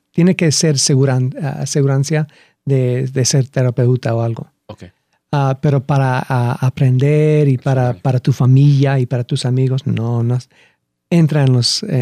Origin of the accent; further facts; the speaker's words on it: Lima, Peru; Bueno, crecí en Lima. crecí siete años en Lima.